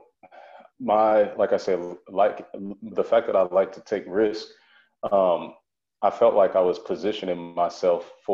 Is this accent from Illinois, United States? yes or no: yes; Springfield, Illinois, United States; moved away as an adult; also born or lived in Colorado / Texas / Missouri; now in Maryland, United States; I left my hometown, which is Springfield, Illinois. I left there in 2007 for school.